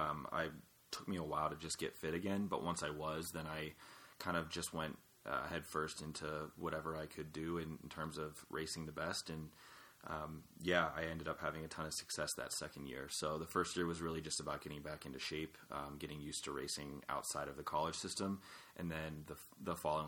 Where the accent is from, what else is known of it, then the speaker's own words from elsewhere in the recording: Lewistown, Pennsylvania, United States; I grew up in small town Pennsylvania, dead in the center in Lewistown